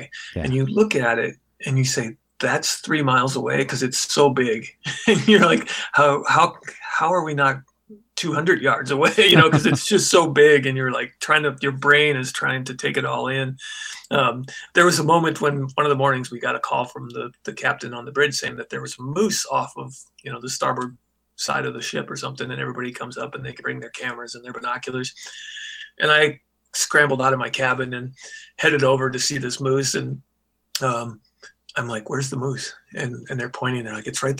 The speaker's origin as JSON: {"language": "English", "region": "Iowa", "country": "United States", "tie": "born or raised there", "also_born_or_lived": "Des Moines, Iowa", "said": "I grew up in Iowa"}